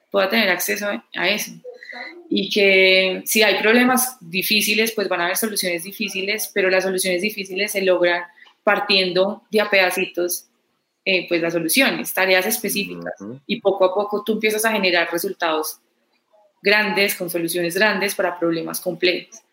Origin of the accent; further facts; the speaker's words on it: Pereira, Risaralda, Colombia; Yo no soy de Medellín. Yo soy de Pereira.